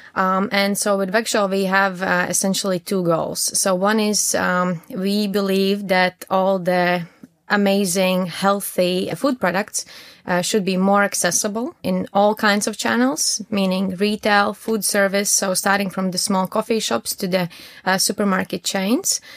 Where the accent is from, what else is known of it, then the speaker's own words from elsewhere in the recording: Latvia; moved away as an adult; also born or lived in Riga, Latvia; now in Düsseldorf, Germany; I'm originally from Latvia and I moved to Dusseldorf uh, around three, four years ago